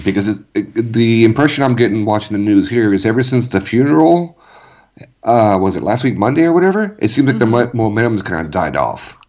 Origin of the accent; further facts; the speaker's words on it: California, United States; growing up in California too